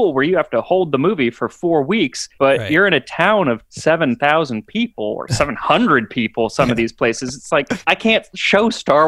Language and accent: English; Phoenix, Arizona, United States; also born or lived in New York; now in Los Angeles, United States; I'm from Phoenix originally.